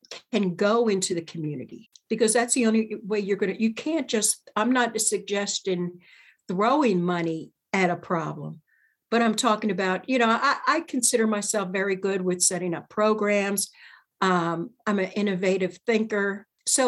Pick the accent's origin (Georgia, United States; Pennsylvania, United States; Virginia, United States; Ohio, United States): Pennsylvania, United States; Chester; moved away; I was born in Chester, Pennsylvania